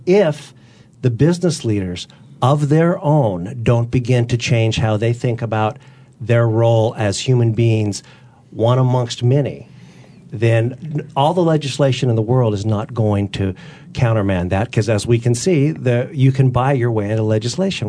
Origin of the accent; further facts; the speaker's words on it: Utah, United States; also born or lived in Southern California; I was, I was born in Southern California. I'm the son of a, a, a minister and a teacher. And at a very early age, we moved, I was a year old, we moved to Utah